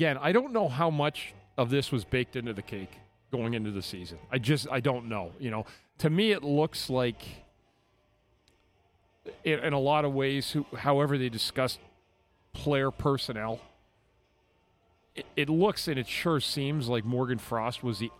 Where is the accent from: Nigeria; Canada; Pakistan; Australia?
Canada; Ottawa, Ontario; It's Ottawa. Yeah. My hometown.